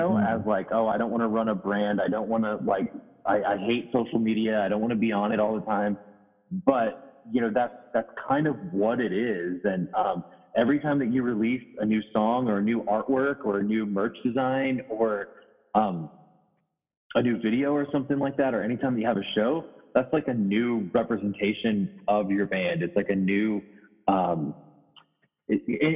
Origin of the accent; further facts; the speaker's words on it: St. Louis, Missouri, United States; I'm from St. Louis